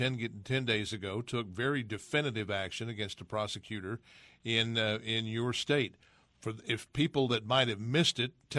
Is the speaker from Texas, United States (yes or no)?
yes; Texas, United States; my home state, where I'm sitting right now, the state of Texas